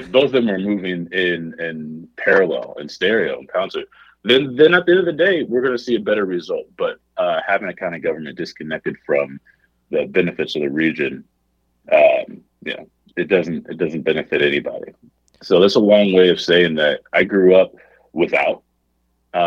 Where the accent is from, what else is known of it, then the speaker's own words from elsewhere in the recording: Kansas City, Missouri, United States; growing up in the area